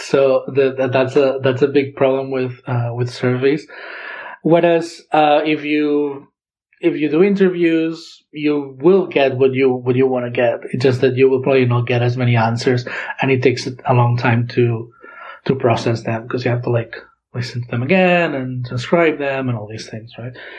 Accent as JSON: {"language": "English", "town": "Girona", "region": "Catalonia", "country": "Spain", "tie": "born or raised there", "first_language": "Catalan", "second_language": "English", "moved": "as an adult", "lives_now": "Santa Barbara, United States", "said": "I come from Girona in Catalonia"}